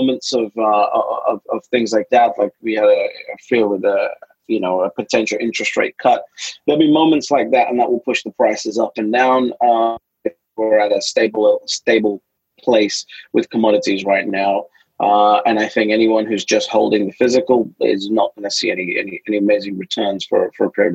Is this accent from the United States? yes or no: no; London, United Kingdom; I'm a kid from London